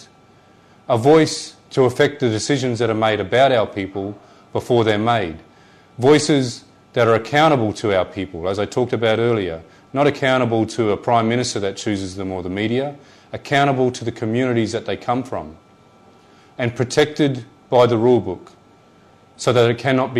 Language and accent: English; Darwin, Northern Territory, Australia; I'm born and bred on Larrakia land